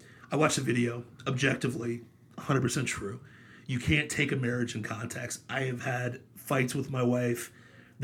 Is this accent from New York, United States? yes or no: no; Ohio, United States; moved away as an adult; now in Florida, United States; I grew up in Ohio